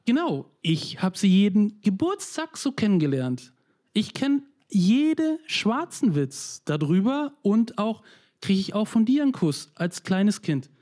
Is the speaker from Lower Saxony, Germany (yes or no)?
no; Neustrelitz, Mecklenburg-Vorpommern, Germany; moved away; also born or lived in Switzerland; ich bin 82 geboren in der DDR, in wow. einer kleinen Stadt Neustrelitz, das jetzige Mecklenburg-Vorpommern